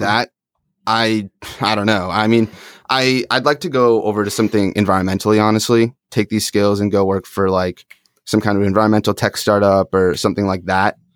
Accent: upstate New York, United States; now in Phoenix, United States; I grew up in upstate, though, so not in the city.

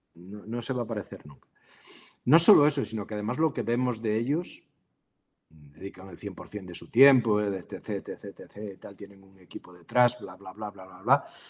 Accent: Galicia, Spain; moved away; also born or lived in Vigo; por origen, yo soy gallego

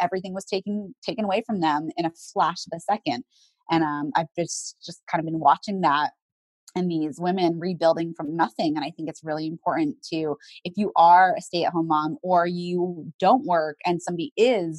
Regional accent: the South, United States; I grew up in the South

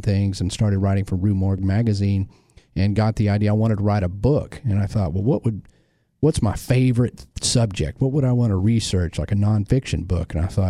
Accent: Lake Worth area, Texas, United States; born or raised there

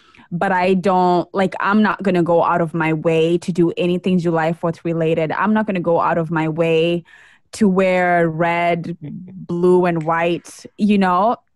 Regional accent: Kenya; now in United States; as a Kenyan living in America, who's an immigrant

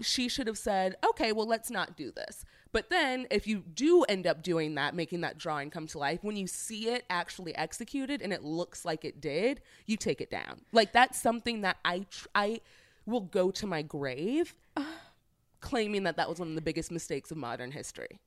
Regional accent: St. Louis, Missouri, United States; I'm from St. Louis

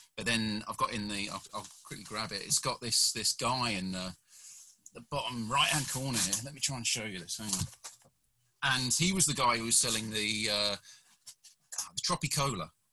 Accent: United Kingdom; also born or lived in South Korea; I'm a British fella

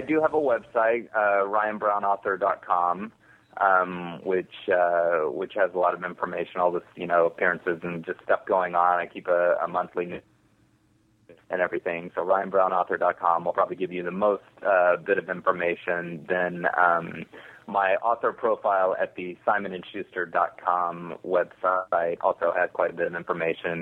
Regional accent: Texas, United States; I am from Texas and I grew up in that in that sort of environment

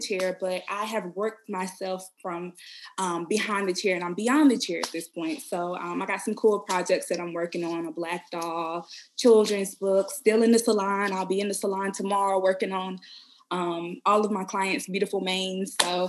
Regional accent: Durham, North Carolina, United States; I am from Durham, North Carolina.

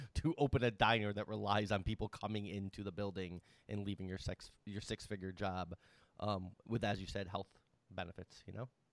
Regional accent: United States; and I'm an American, and I'm a veteran

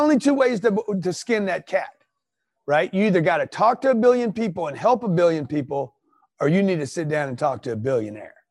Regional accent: Los Angeles, California, United States; moved away as an adult; now in Pueblo, United States; I'm from Los Angeles. I'm moving my family to Pueblo

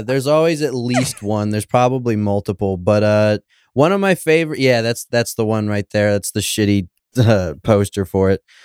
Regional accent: Homer, Alaska, United States; I grew up in Homer, Alaska

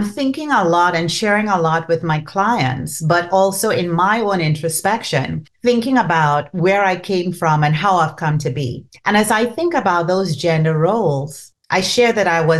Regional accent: Trinidad & Tobago; first language Trinidadian Creole; English is a second language; moved away; So I grew up in Trinidad and Tobago, and you could tell from the accent

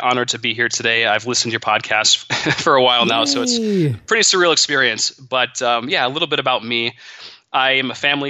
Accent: Monroe, Michigan, United States; But I grew up in Monroe, Michigan. In a middle-class family, my parents were very hard workers

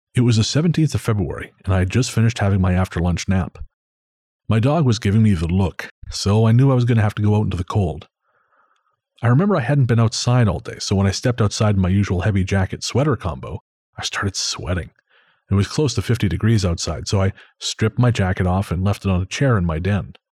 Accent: Revelstoke, British Columbia, Canada; my hometown

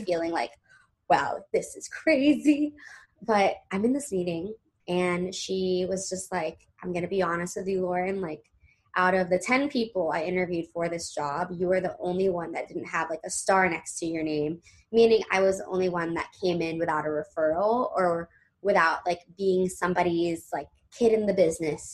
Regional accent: Los Angeles, California, United States; born or raised there; now in New York City, United States

